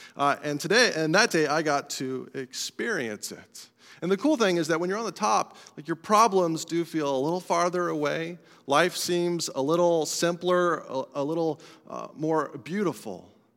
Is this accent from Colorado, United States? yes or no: yes; Colorado, United States; moved away; I'm from Colorado